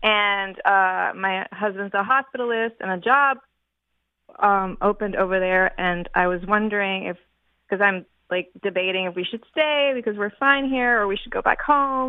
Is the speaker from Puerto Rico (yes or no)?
yes; Puerto Rico; moved away as an adult; also born or lived in Florida; now in Orlando, United States; We live in Florida. We've lived here for about 15 years, and we're originally from Puerto Rico